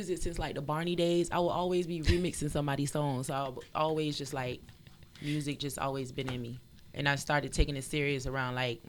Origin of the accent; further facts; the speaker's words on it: Fort Lauderdale, Florida, United States; I'm from Broward County, Fort Lauderdale. You already know, 954 in the building.